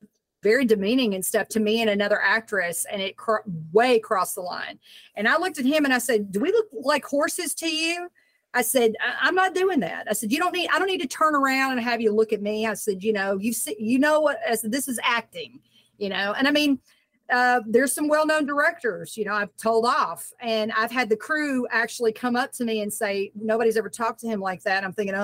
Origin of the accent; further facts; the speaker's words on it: Southern United States, United States; I mean, I'm from the South.